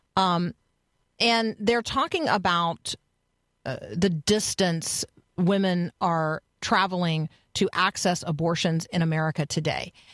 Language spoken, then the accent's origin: English; United States; as an American